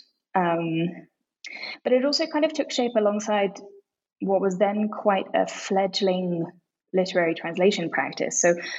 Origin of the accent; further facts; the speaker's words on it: London, United Kingdom; also born or lived in Japan; now in Mexico City, Mexico; But after living in Japan for a while, I grew up mainly in London, and I studied languages and literature at the University of Oxford